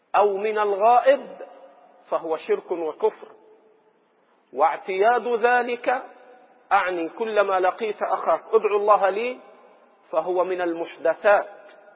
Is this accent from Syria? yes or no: no; Egypt; إخواننا المصريين وأنا منهم